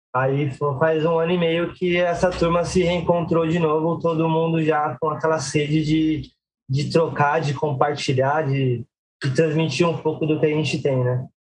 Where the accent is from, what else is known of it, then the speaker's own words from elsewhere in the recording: Guarulhos, São Paulo, Brazil; sou nasci em Guarulhos